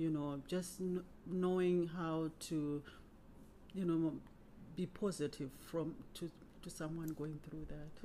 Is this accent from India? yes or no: no; Zimbabwe; moved away as an adult; now in Cincinnati, United States; I was born in Zimbabwe and migrated to America in 1998. Um, moved to Cincinnati and have been here since then